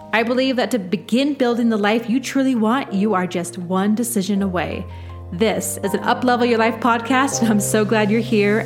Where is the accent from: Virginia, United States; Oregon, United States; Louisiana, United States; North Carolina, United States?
Oregon, United States; Portland; I was from Portland.